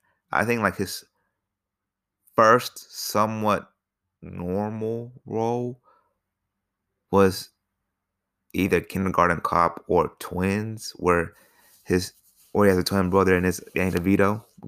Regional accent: Alaska, United States; also born or lived in Ohio / Georgia; I was born in Alaska, and I grew up part in Alaska, part in Ohio, and part down here in Georgia.

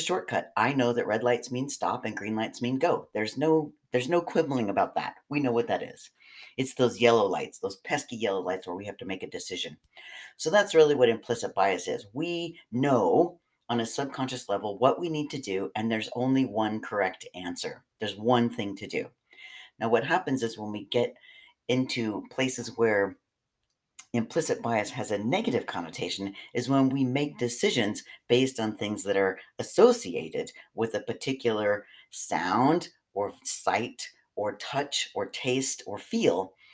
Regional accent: West Coast, United States; I'm from the West Coast

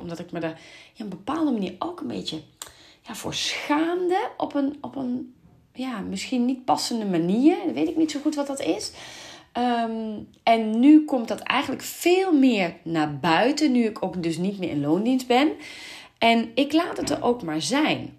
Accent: Venlo, Limburg, Netherlands; moved away; ik kom uit Venlo

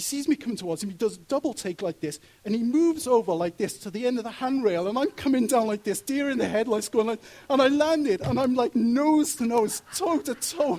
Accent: Wales, United Kingdom; moved away; when I was growing up in Wales and going to comprehensive school there

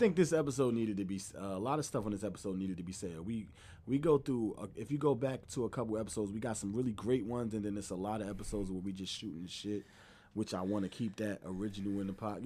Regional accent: New Jersey, United States; I'm from Jersey

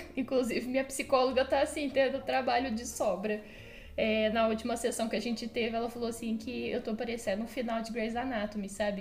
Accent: Franca, São Paulo, Brazil; sou de Franca

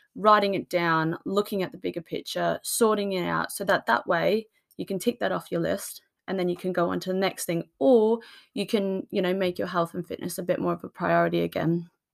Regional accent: Australia; now in United Kingdom; I come from Australia, so I'm used to the sunshine

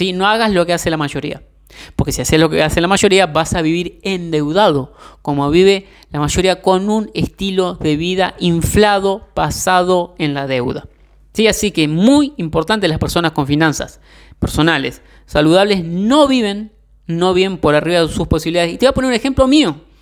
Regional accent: Argentina; yo soy de Argentina

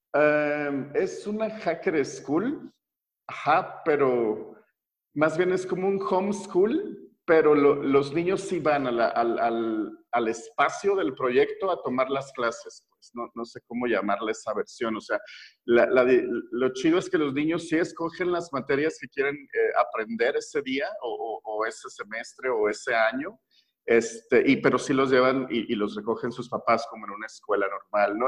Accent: Mexico; como mexicano promedio

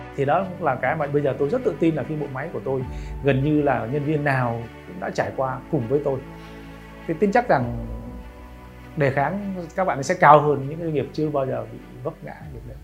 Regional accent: Vietnam; tôi là người Việt Nam

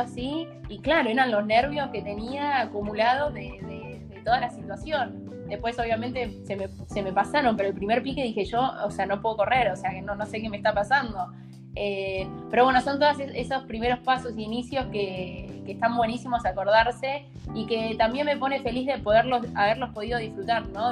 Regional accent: Argentina; also born or lived in Netherlands; nosotros como argentinos también desde lo social somos mucho más de, no sé, de abrazar

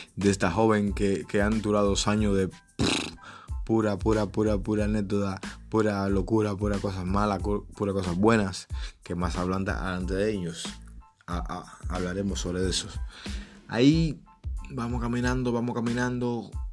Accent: Cuba; moved away as an adult; also born or lived in Trinidad and Tobago; como buen cubano

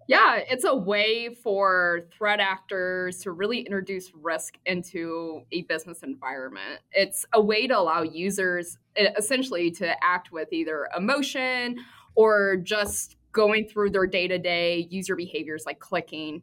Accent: Midwest, United States; I grew up in the Midwest

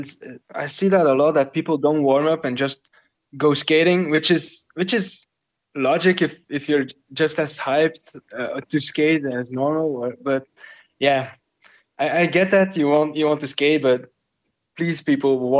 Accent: Flanders, Belgium; first language Dutch; English is a second language; now in Paris, France; I'm Belgium. I'm from Belgium, so I speak Dutch, Flemish, and I live in Paris

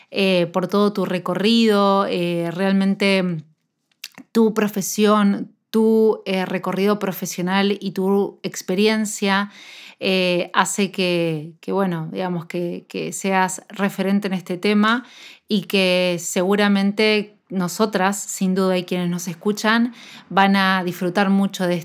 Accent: Argentina; yo soy nutricionista de Argentina

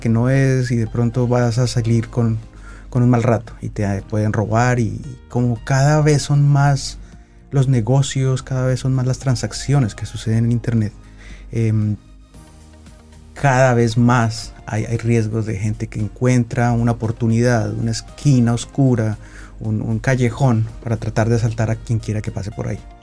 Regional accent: Colombia; yo soy colombiano

